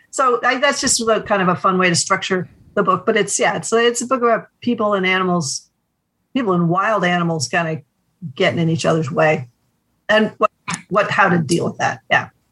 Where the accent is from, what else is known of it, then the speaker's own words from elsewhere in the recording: New England, United States; I'm from New England